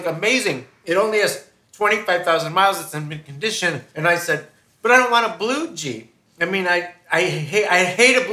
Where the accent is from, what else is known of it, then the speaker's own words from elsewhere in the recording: New York, United States; moved away; I'm from New York